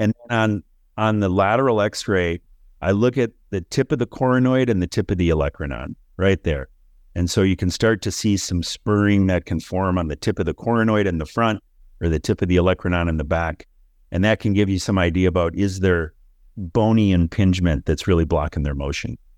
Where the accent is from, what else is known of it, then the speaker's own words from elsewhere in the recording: Minnesota, United States; moved away; I grew up in Minnesota